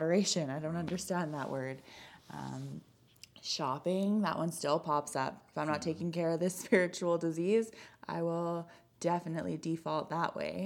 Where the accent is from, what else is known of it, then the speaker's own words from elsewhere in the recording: Kelowna, British Columbia, Canada; moved away as an adult; now in Calgary, Canada; I grew up in BC. I'm originally from Kelowna